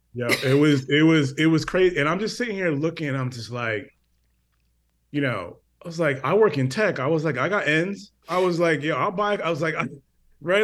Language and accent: English; Connecticut, United States; I grew up in Connecticut